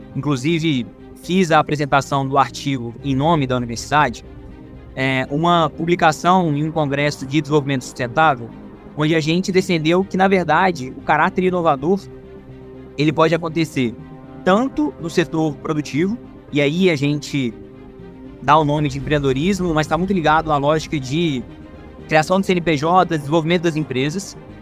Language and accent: Portuguese; Juiz de Fora, Minas Gerais, Brazil; eu sou orgulhosamente nascido e criado aqui em Juiz de Fora